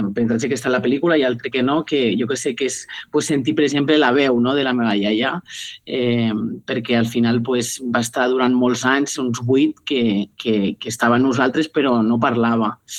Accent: Benicarló, Valencian Community, Spain; la musical Ciutat de Benicarló, que és el meu poble

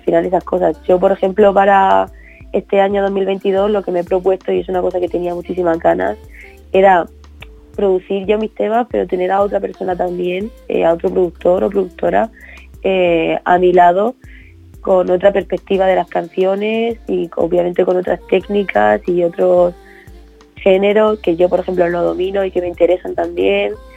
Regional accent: Region of Murcia, Spain; now in Madrid, Spain; reconociendo mi tierra

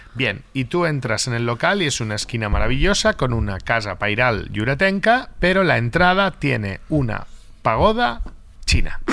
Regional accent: Lloret de Mar, Catalonia, Spain; mi pueblo, que es Lloret de Mar.

